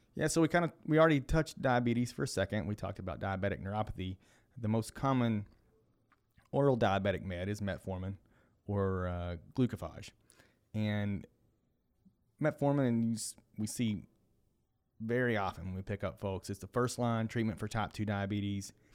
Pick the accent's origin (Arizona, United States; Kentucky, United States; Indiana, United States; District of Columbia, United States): Kentucky, United States; I am from Kentucky